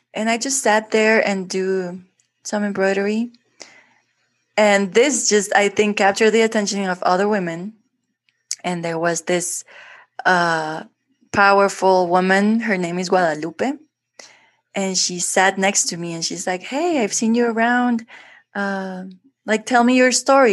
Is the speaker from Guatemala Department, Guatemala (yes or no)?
yes; Guatemala City, Guatemala Department, Guatemala; English is a second language; I was born in Guatemala, in Guatemala City, and here's where I actually live